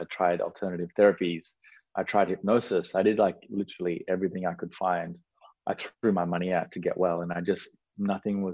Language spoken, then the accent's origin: English; Australia; born or raised there; also born or lived in Sri Lanka